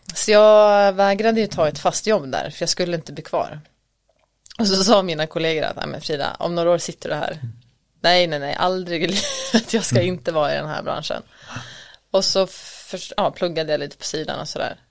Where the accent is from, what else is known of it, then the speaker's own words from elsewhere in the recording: Borlänge, Dalarna County, Sweden; moved away as an adult; also born or lived in Stockholm / Paris; Född och uppväxt i Borlänge, mm. Dalarna